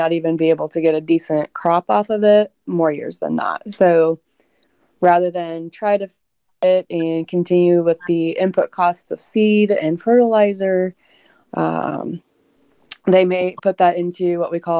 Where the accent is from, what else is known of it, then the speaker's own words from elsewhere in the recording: Indiana, United States; now in Illinois, United States; I grew up in Indiana.